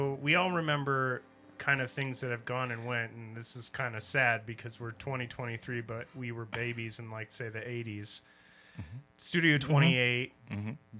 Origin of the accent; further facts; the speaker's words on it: Southwest Michigan, United States; I guess in a way I grew up here. There, I was kind of back and forth. We're all from Southwest Michigan.